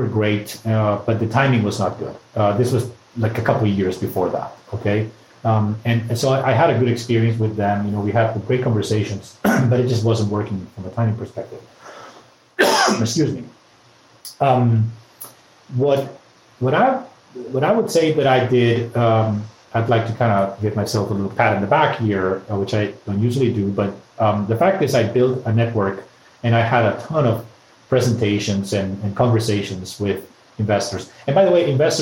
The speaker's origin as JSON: {"language": "English", "town": "Madrid", "region": "Community of Madrid", "country": "Spain", "said": "I'm from Madrid"}